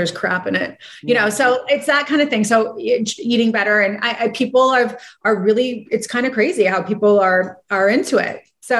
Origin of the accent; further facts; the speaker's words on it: Santa Barbara, California, United States; growing up in Santa Barbara, like I always had a business